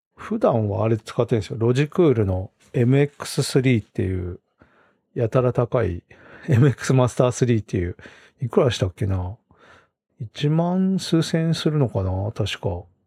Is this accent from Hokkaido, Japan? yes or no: yes; Rumoi, Hokkaido, Japan; born or raised there